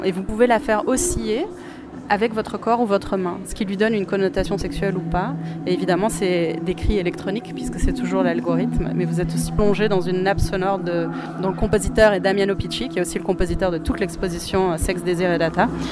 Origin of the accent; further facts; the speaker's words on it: Luxembourg; je suis luxembourgeoise.